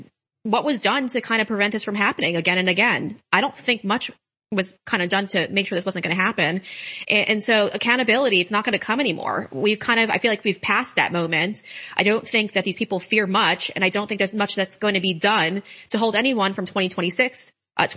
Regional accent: New York, United States; moved away; I'm from New York and I don't live there now, obviously, but I still have family there

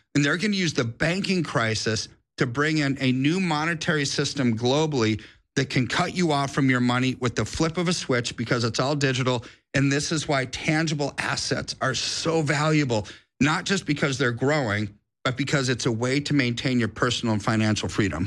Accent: United States; I'm an American

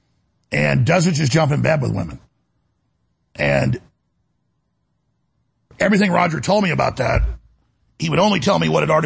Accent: Dallas, Texas, United States; growing up in Dallas

